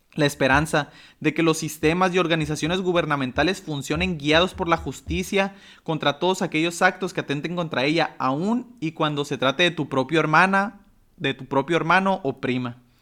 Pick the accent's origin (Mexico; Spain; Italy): Mexico; nosotros somos mexicanos